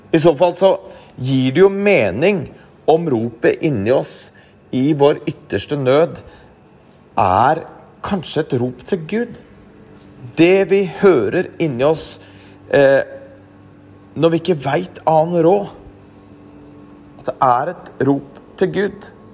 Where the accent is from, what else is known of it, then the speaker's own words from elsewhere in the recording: Norway; vi nordmenn